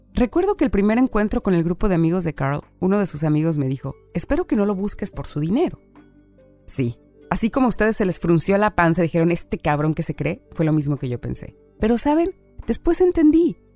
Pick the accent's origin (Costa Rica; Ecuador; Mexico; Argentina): Mexico; moved away as an adult; now in Canada; soy mexicana